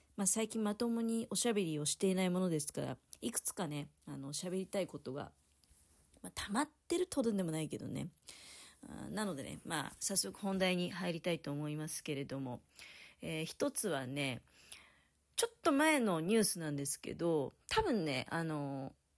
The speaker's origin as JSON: {"language": "Japanese", "town": "Tokamachi", "region": "Niigata", "country": "Japan", "tie": "born or raised there", "moved": "yes", "lives_now": "Niigata, Japan", "said": "私の実家とかだと、十日町"}